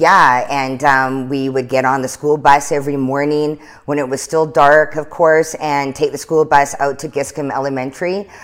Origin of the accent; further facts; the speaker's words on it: Lillooet, British Columbia, Canada; also born or lived in Chilliwack / Kitwanga / Prince George; was just born there and was raised in, um, Lillooet for a few years